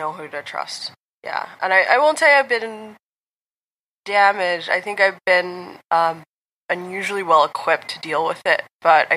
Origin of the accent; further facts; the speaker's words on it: United States; I'm from America